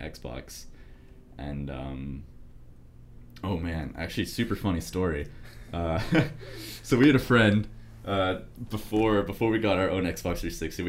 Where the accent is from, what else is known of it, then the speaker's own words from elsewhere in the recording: Vancouver, Washington, United States; also born or lived in Japan; moved to Washington State and grew up. My brother and I, we lived like in apartments near our elementary school